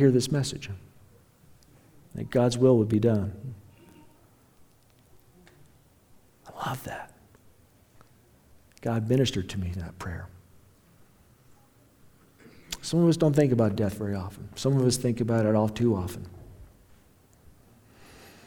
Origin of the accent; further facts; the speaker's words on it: Sterling, Colorado, United States; I was born a long time ago in Logan County Hospital in Sterling, Colorado